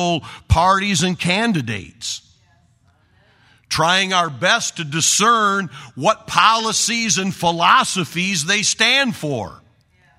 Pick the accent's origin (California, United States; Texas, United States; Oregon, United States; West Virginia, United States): Oregon, United States; I'm from Oregon.